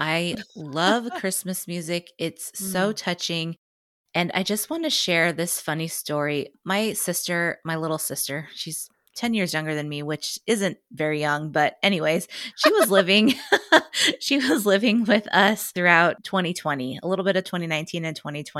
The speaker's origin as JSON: {"language": "English", "town": "Lincoln", "region": "Nebraska", "country": "United States", "tie": "born or raised there", "said": "Yeah, I born and raised in Lincoln, Nebraska."}